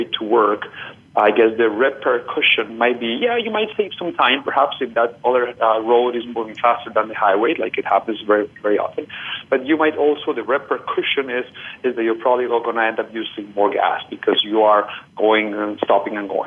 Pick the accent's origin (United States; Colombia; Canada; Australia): Colombia; moved away; I am originally from Colombia